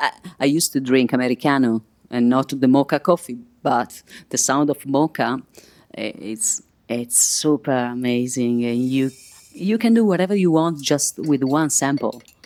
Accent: Milan, Lombardy, Italy; English is a second language; I'm from Milan.

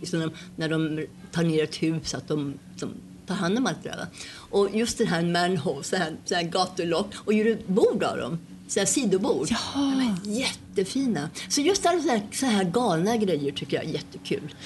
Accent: Sweden; moved away; jag är svensk

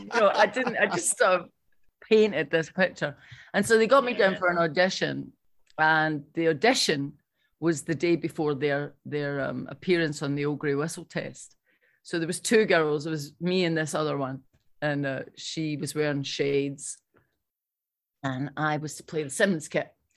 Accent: Irvine, Scotland, United Kingdom

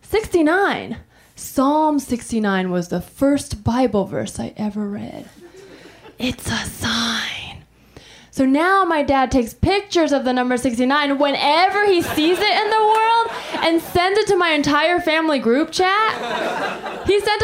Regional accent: Taiwan; I'm from Taiwan

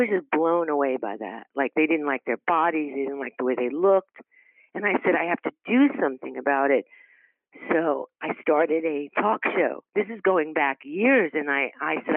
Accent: New York City, New York, United States; also born or lived in Brooklyn; I grew up in Queens. Well, I was actually born in Brooklyn and lived in New York

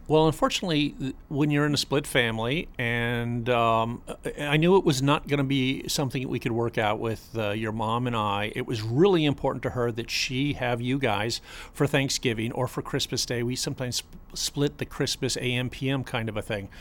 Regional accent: Boca Raton, Florida, United States; I grew up in Boca Raton

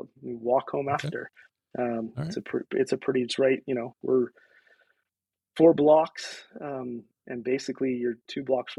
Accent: Aberdeen, Washington, United States; also born or lived in Olympia, Washington; now in Port Angeles, United States; I was born in Aberdeen and knew small town and lived in Olympia, lived in other places

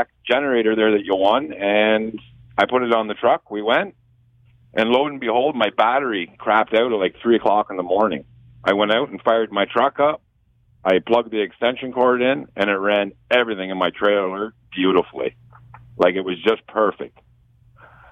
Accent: Kingston, Ontario, Canada; I'm from Kingston, Ontario. I'm just sitting here on my deck taking in today

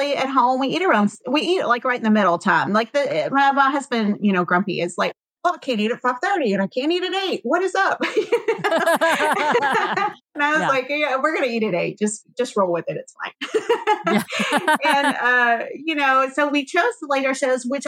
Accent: Cajun, Louisiana, United States; we are Cajun

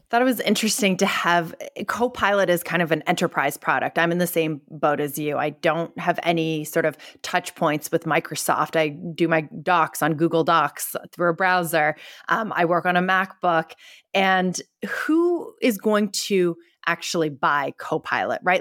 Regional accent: Canada; now in San Francisco, United States; I'm not even American, I'm Canadian.

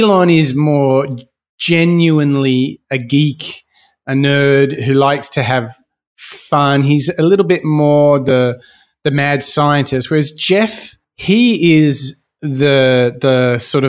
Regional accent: Australia; here in my home country of Australia

